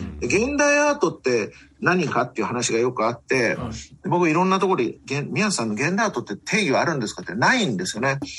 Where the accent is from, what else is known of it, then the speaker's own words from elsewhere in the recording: Tokyo, Japan; also born or lived in Chiba Prefecture; now in Chiba, Japan; 私は東京生まれ、東京育、育ちで、千葉県に住んでる